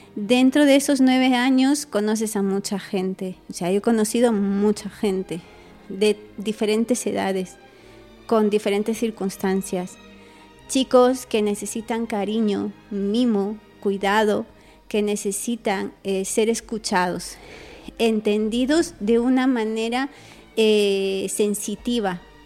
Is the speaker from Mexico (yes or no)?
no; Peru; Yo soy una chica peruana